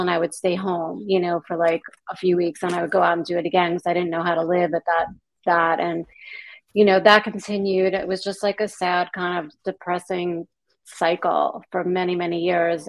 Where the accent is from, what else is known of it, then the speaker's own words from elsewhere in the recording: Long Island, New York, United States; moved away as an adult; I grew up in New York on Long Island